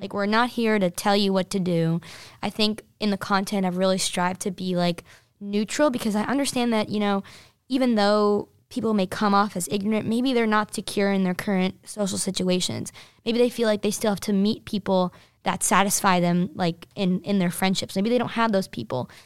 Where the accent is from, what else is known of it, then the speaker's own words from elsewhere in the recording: New Jersey, United States; I'm from New Jersey